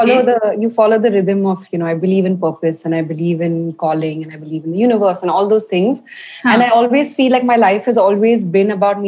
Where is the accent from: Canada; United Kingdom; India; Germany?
India; also born or lived in Paris; I grew up baking, and I grew up baking in India